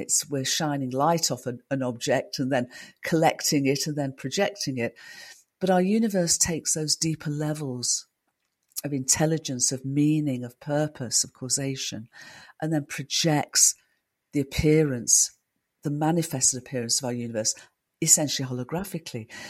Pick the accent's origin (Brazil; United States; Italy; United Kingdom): United Kingdom; I'm a Brit